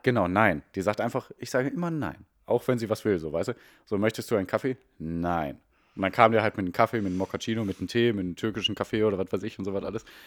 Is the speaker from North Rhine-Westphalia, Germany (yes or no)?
yes; Ruhr area, North Rhine-Westphalia, Germany; Wir kommen eigentlich aus dem Ruhrgebiet